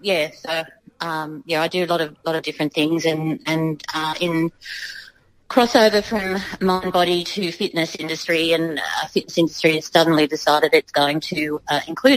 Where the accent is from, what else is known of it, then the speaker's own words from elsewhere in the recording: Garigal country, New South Wales, Australia; I was brought up in Garigal country as a child, and I used to dance on the land